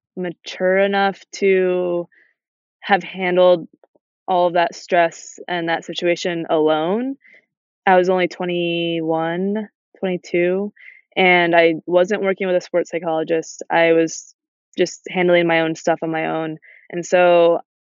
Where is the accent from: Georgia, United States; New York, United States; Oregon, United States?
New York, United States; Adirondack Park; growing up in the Adirondack Park and being an active kid outside all the time